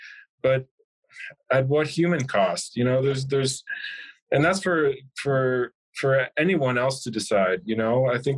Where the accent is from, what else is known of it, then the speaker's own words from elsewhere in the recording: Milwaukee, Wisconsin, United States; I'm from Milwaukee, Wisconsin